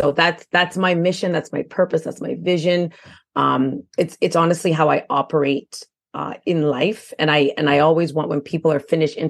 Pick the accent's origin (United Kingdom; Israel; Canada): Canada; Quebec; now in Ontario, Canada; I do live in Ontario now, but again, I am from Quebec.